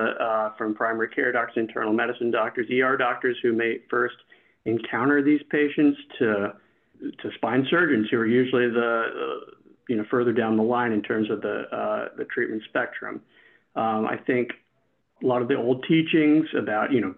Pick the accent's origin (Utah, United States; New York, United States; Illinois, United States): New York, United States; Long Island; I'm from Long Island, New York, not too far from here.